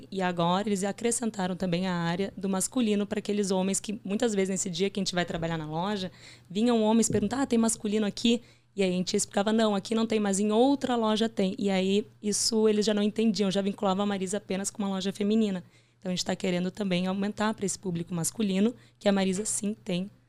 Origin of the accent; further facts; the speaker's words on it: Porto Alegre, Rio Grande do Sul, Brazil; moved away as an adult; now in São Paulo, Brazil; Eu sou de Porto Alegre.